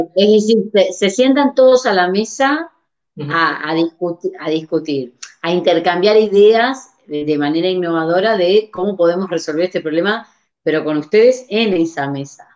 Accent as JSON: {"language": "Spanish", "country": "Uruguay", "moved": "yes", "lives_now": "Barcelona, Spain", "said": "yo soy de Uruguay, estoy en Barcelona"}